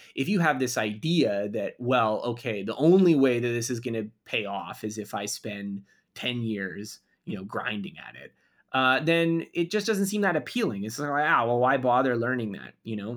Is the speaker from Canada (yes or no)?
yes; Canada; I'm Canadian, so we did do a little bit of French instruction in school